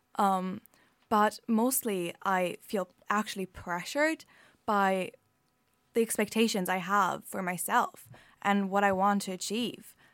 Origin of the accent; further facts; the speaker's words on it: Germany; English is a second language; moved away as an adult; now in Ireland; I'm from Germany